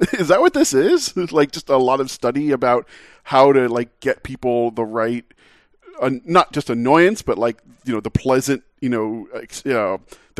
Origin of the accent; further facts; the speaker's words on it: New Jersey, United States; I grew up in New Jersey